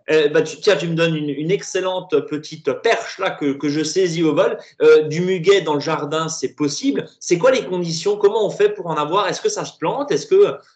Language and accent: French; Grand Est, France; chez nous en Alsace, hein